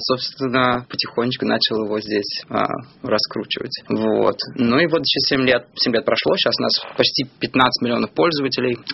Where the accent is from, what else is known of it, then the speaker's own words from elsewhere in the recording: Belarus; я сам из Беларуси